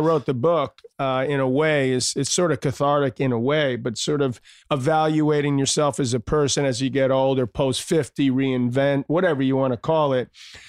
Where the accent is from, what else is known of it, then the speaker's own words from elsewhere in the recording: New York City, New York, United States; also born or lived in Malibu, California; I grew up in Douglas and Queens.